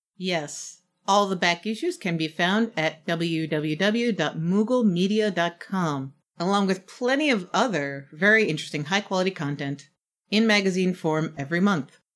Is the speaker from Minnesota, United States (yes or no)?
no; New York City, New York, United States; my hometown, New York City